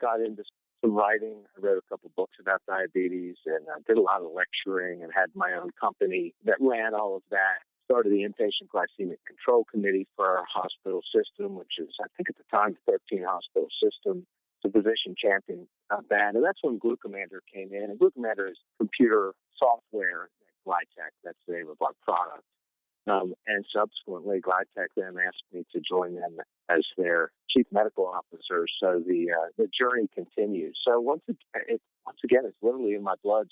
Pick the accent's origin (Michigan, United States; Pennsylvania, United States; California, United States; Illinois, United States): Pennsylvania, United States; moved away as an adult; also born or lived in Maryland; now in Southern Virginia, United States; I grew up in Pennsylvania